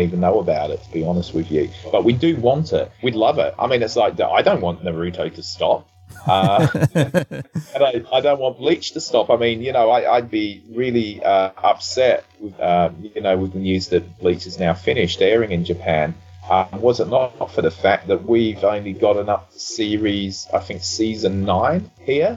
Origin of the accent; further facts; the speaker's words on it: Australia; now in United Kingdom; I grew up in Australia